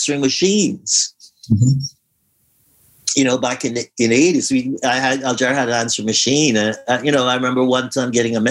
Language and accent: English; Guyana; also born or lived in Newark, New Jersey; now in United States; the cultural experience that we had growing up in Guyana